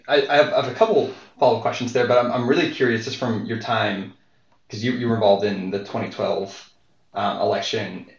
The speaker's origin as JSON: {"language": "English", "region": "Western Pennsylvania", "country": "United States", "said": "I'm from Western Pennsylvania"}